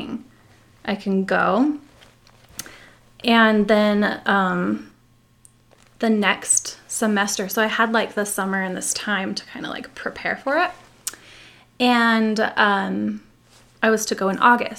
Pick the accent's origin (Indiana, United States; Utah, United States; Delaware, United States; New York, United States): Utah, United States; also born or lived in California / Puerto Rico; The only time I've lived outside of Utah, aside from when I was born. So you said, you know, I was born in California, but I only lived there 1 year. Oh, so okay. I kind of pretend I'm a California girl, but I'm really, you know, Utah